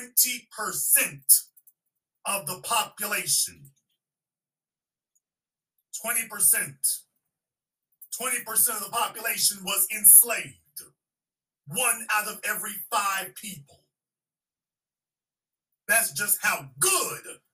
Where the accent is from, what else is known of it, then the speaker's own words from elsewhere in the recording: Shreveport, Louisiana, United States; I was born and raised in Shreveport, Louisiana